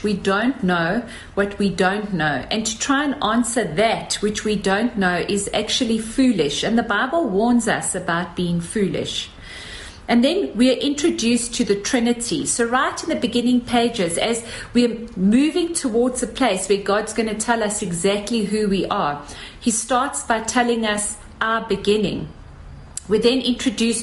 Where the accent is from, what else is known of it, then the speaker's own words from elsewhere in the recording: South Africa; as South African women